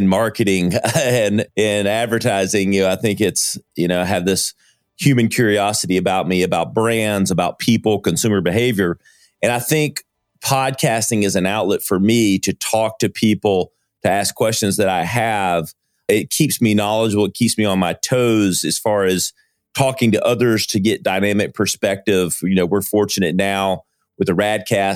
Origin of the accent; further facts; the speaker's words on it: Greenville, South Carolina, United States; I am from Greenville, South Carolina, which is part of the upstate.